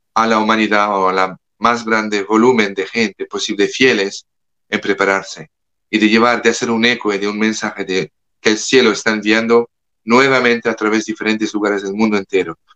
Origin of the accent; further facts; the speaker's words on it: France; Spanish is a second language; now in United States; Yo como francés le hablo como francés que vive en los Estados Unidos